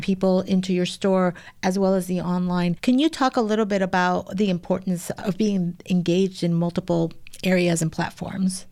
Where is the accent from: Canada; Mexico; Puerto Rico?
Mexico; now in Chicago, United States; I'm from Mexico, and in Mexico, there are certain types of teas that are just part of the culture